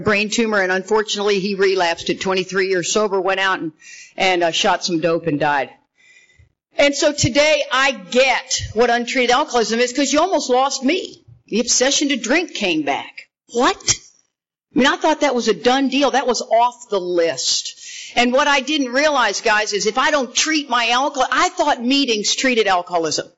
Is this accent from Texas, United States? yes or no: yes; Texas, United States; We are from Texas